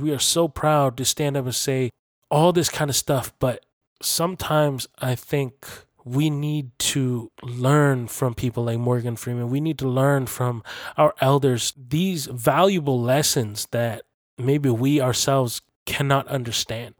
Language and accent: English; Canada; I was born and raised here in Canada, and this is my country too, this is my home.